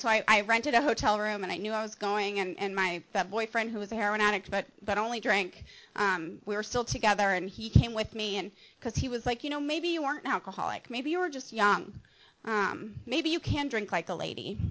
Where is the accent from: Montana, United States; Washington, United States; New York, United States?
Montana, United States; now in Mission Viejo, United States; I'm from Montana, and I grew up in Montana